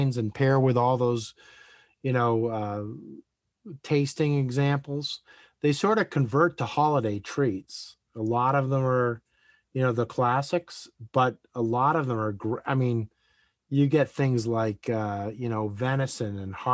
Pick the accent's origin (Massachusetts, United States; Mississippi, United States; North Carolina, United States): Massachusetts, United States; Western; I grew up in Western Massachusetts